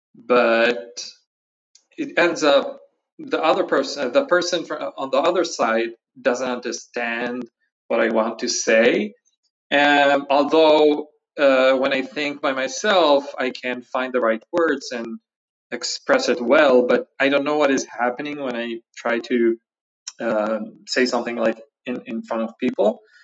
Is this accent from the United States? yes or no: yes; United States; first language English; I'm an American English teacher